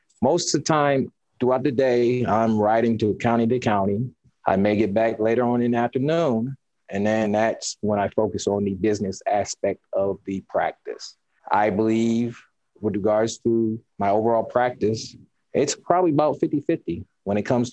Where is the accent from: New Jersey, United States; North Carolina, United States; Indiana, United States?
Indiana, United States; Fort Wayne; born or raised there; moved away as an adult; also born or lived in California / Arkansas; now in Indianapolis, United States